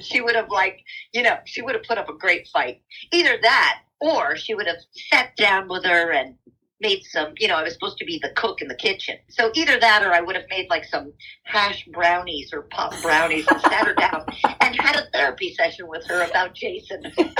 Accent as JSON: {"language": "English", "region": "New Jersey", "country": "United States", "tie": "born or raised there", "also_born_or_lived": "New York City", "moved": "yes", "lives_now": "West Coast, United States", "said": "I grew up in a little town in New Jersey, about 9 miles out of New York City, and I was a child actress, so I don't necessarily feel like a Jersey girl as much as a New Yorker"}